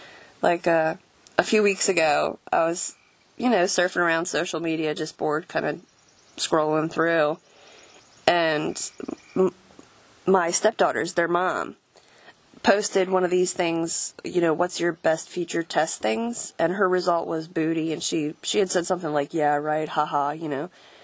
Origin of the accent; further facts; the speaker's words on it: Florida, United States; I'm actually from down south. I'm from Florida, but I spent most of my formative years around here, I guess.